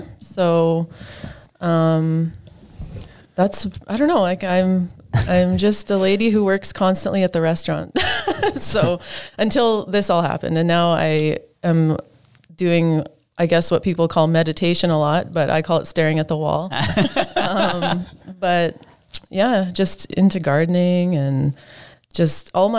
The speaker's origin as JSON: {"language": "English", "town": "Saskatoon", "region": "Saskatchewan", "country": "Canada", "tie": "born or raised there", "also_born_or_lived": "North Battleford / Toronto", "said": "I was born in North Battleford, but raised in Saskatoon"}